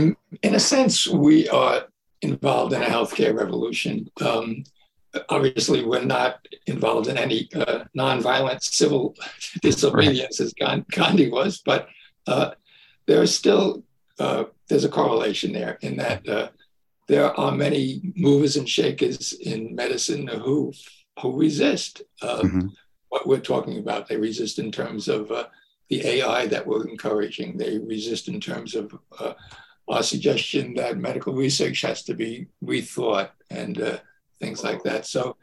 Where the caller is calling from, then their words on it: Warwick, New York, United States; So I'm about an hour north of New York City, in a town called Warwick, New York.